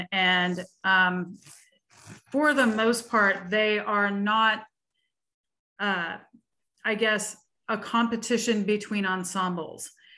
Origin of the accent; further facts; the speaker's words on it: Seattle, Washington, United States; we are both from the Seattle region, which is under the auspices of the Washington Music Educators Association